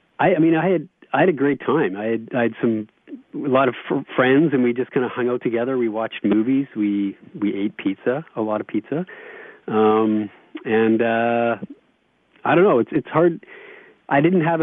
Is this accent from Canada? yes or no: yes; Vancouver, British Columbia, Canada; born and raised in Vancouver